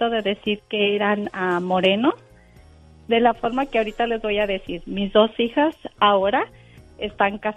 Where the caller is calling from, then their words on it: Sacramento, California, United States; Somos vecinos aquí de Sacramento.